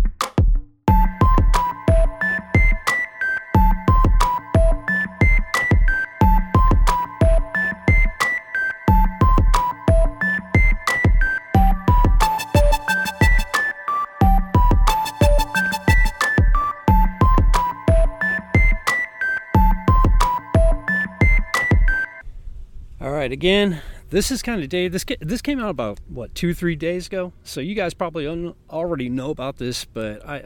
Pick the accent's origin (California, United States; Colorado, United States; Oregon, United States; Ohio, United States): California, United States; Bay Area; I'm now back in my hometown at my local park here